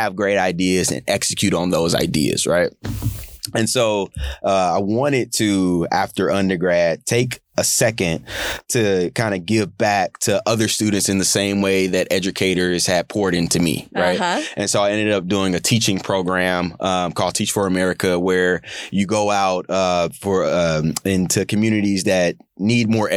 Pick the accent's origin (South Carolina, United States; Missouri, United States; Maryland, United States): Missouri, United States; St. Louis; I'm from St. Louis City, born and raised